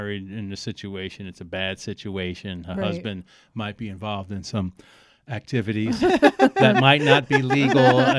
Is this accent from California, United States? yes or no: no; New York City, New York, United States; born or raised there; also born or lived in Alphabet City, Lower East Side, New York / Brooklyn